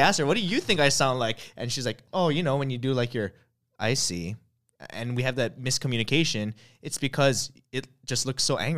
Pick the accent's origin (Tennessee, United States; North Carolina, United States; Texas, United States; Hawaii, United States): Hawaii, United States; I grew up in Hawaii